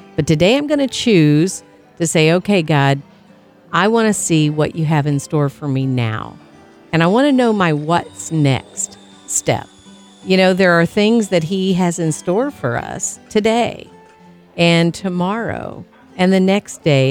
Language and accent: English; Tornado Alley, United States; I grew up in Tornado Alley